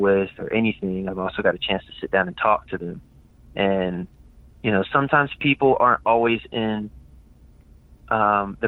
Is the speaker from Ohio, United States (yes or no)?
no; Virginia, United States; I came back to Virginia